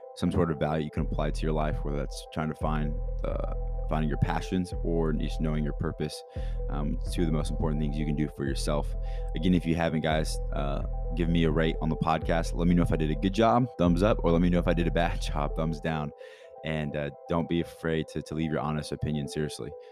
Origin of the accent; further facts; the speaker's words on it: Kansas City, Missouri, United States; I'm from Kansas City, Missouri